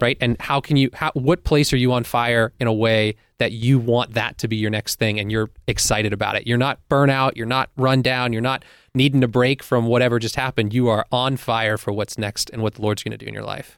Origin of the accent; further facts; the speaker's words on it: Pittsburgh, Pennsylvania, United States; as a teen growing up in Pittsburgh